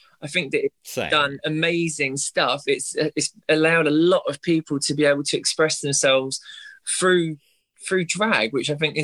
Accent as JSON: {"language": "English", "region": "London", "country": "United Kingdom", "tie": "born or raised there", "said": "someone like me growing up in North London"}